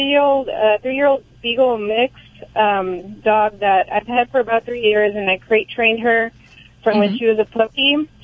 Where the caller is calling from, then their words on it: Visalia, California, United States; I'm calling from Visalia, California.